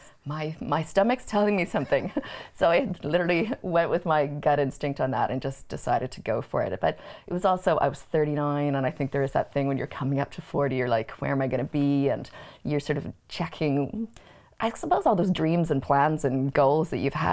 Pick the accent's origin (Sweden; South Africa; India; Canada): Canada; now in Ireland; I was born in Canada and I've been living in Ireland a long time, which is why I'm Canadian Irish